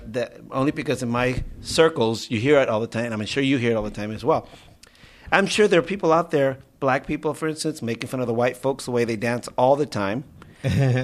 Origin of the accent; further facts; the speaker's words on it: United States; I am American. I was born here. I'm American.